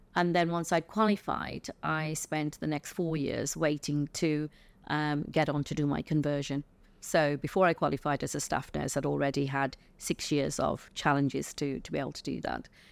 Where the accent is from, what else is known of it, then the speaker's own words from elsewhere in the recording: England, United Kingdom; I was born in England to, uh, parents that came from India in the nineteen fifties, early sixties.